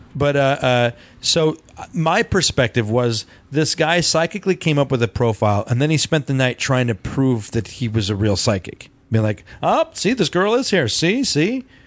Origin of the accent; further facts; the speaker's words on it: Loveland, United States; our growing up in Loveland